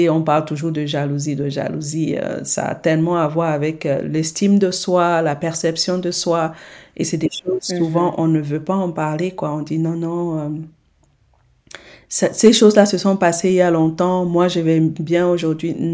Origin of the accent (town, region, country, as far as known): Senegal